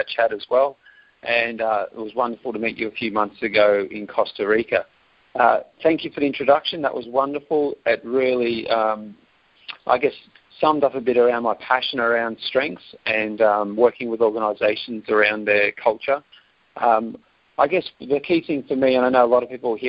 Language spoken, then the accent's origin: English; Australia; accent: Australian; Yes, live in Australia, and for those US listeners today, enjoy my accent. I do hear it does come across quite strong.